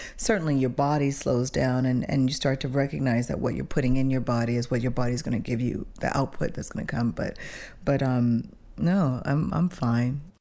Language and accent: English; Switzerland; moved away; also born or lived in Toronto; growing up in Switzerland